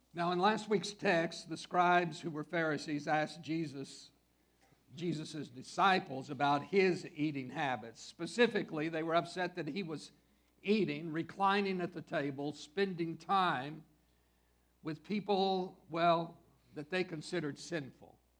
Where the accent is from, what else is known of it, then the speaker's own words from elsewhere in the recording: West Texas, United States; I grew up in West Texas